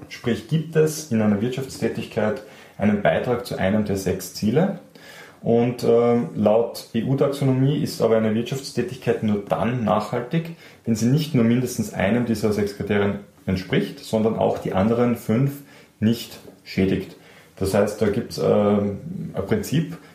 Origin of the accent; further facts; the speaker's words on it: Austria; Und was mir persönlich als Österreicher besonders gefallen hat